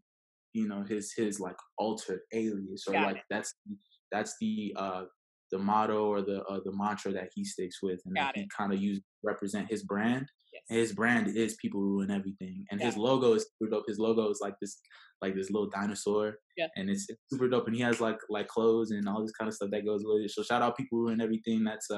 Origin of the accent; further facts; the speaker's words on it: Okinawa, Japan; born there; so my mom was pregnant with me when they were stationed out there. So I was born in Okinawa.